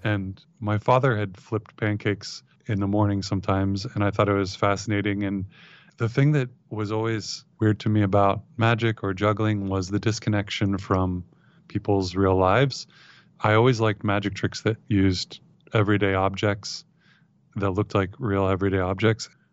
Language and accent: English; Ohio, United States; also born or lived in San Francisco / Marin; moved to Ohio, where I was raised